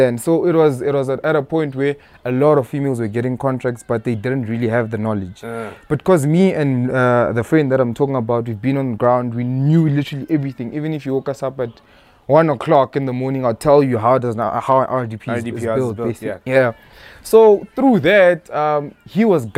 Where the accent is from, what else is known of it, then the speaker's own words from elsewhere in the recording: Hazyview, Mpumalanga, South Africa; I'm from Hazyview, born in Hazyview and everything.